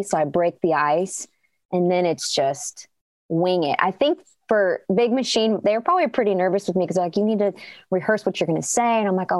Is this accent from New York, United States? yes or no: no; Chicago, Illinois, United States; Yeah, my hometown, Chicago.